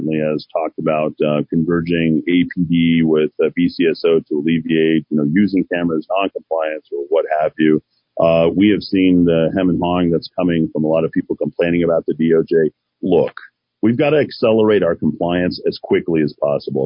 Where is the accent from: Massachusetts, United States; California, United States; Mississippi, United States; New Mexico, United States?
New Mexico, United States; Albuquerque; I love the city. I grew up in Martinez Town